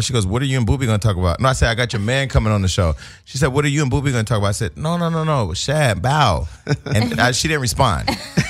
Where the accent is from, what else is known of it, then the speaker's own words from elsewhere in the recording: the Bay Area, California, United States; I'm from the Bay.